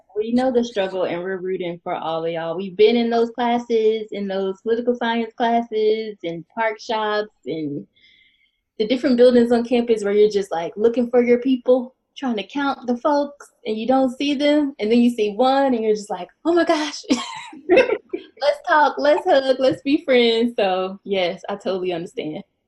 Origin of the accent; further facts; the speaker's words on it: Winston-Salem, North Carolina, United States; I am from North Carolina